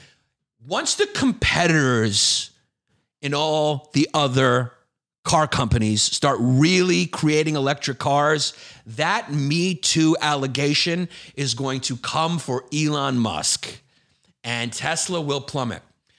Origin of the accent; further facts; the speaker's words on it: Scotland, United Kingdom; I'm from Scotland. Just talk normal, dude.